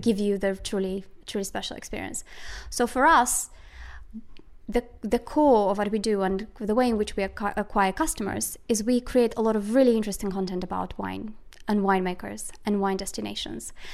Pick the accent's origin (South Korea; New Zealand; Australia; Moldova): Moldova; I was born in Moldova